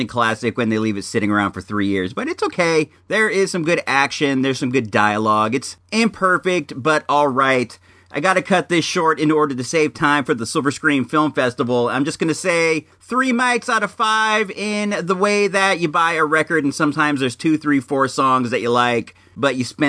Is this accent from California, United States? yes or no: yes; Santa Rosa, California, United States; my hometown of Santa Rosa